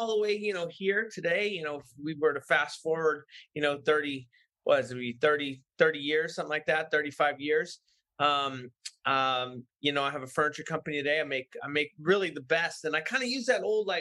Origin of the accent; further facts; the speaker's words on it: San Francisco, California, United States; I grew up in San Francisco.